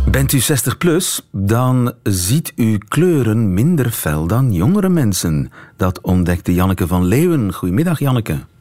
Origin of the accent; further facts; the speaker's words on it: Flanders, Belgium; als Vlaming